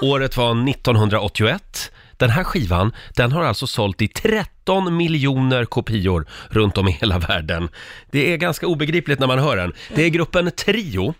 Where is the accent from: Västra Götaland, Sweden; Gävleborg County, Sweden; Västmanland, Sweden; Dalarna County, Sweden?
Gävleborg County, Sweden; Gävle; jag kommer från Gävle